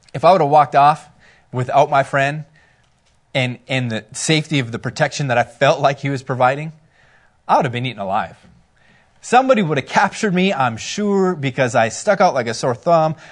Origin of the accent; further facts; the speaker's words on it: Minnesota, United States; we're from Minnesota